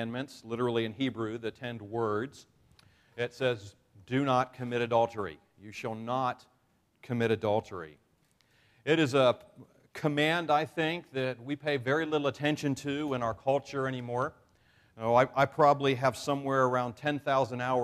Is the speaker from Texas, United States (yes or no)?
no; New York, United States; I am a New Yorker